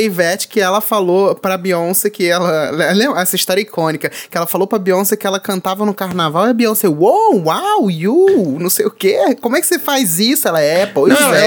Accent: Rio de Janeiro, Brazil; Eu sou do Rio, meu filho, eu moro no Rio

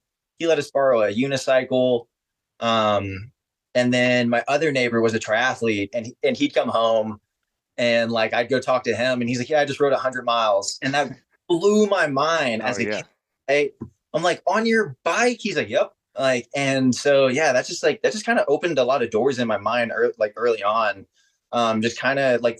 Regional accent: Converse, Texas, United States; I grew up in Converse, Texas, which is the suburbs of San Antonio

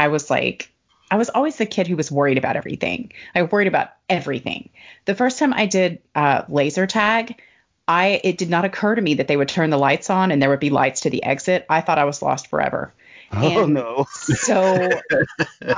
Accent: the South, United States; as a Southerner

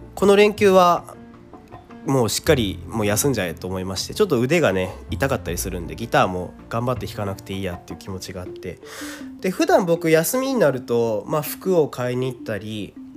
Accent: Kawasaki, Kanagawa, Japan; 僕の地元、まあ、駅が ジェイアール 南部線の鹿島田駅とか、横須賀線の新川崎駅っていうとこ、僕家近いんですけど

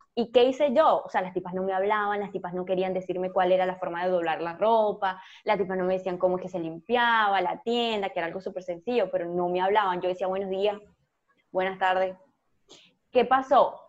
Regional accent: Venezuela; moved away; La gente cuando descubría mi, acento, entonces me preguntaba de dónde eres, y cuando le decía Venezuela

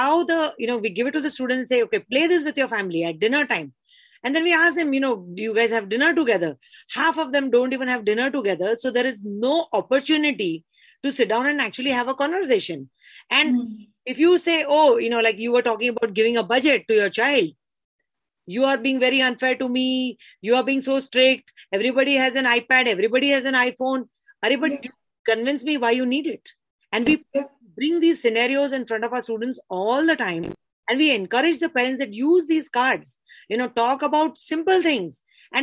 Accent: Mumbai, Maharashtra, India; I grew up in Bombay

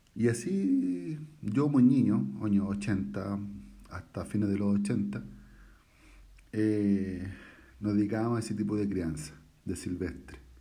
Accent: Santiago, Santiago Metropolitan Region, Chile; also born or lived in La Pintana; yo soy chileno, tengo 41 años

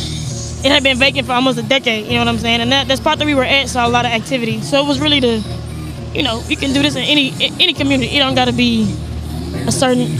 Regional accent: Arlington, Texas, United States; I'm originally from Arlington, so I'm from the other way on 20

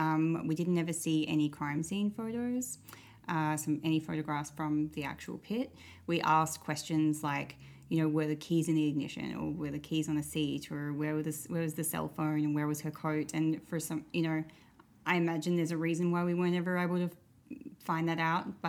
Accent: Australia; moved away as an adult; now in Saskatoon, Canada; I'm from Australia.

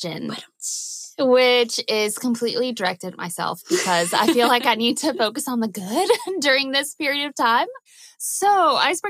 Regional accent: Louisiana, United States; now in Oklahoma, United States; I'm from Louisiana where we have hot and muggy, and then we have like cool and humid

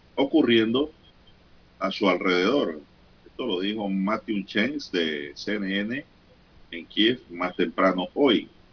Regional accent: Veraguas, Panama; moved away; mi ciudad natal

